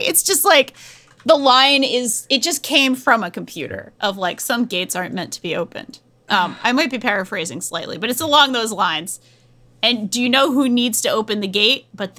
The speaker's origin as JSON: {"language": "English", "region": "New England", "country": "United States", "accent": "New England"}